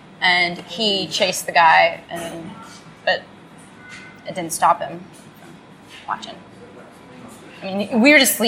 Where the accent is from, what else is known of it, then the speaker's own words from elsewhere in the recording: Dallas, Texas, United States; also born or lived in San Marcos, Texas; I grew up in Dallas, and then I went to school in San Marcos.